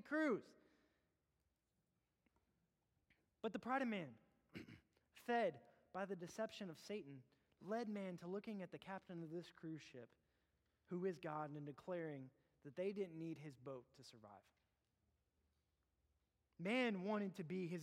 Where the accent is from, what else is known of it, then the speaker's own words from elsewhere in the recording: Terrell, Texas, United States; I grew up in Terrell